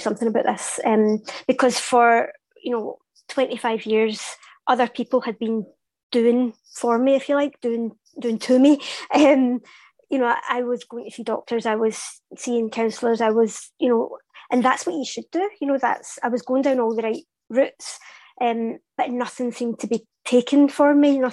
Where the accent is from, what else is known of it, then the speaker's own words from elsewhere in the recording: Glasgow, Scotland, United Kingdom; I'm Glaswegian.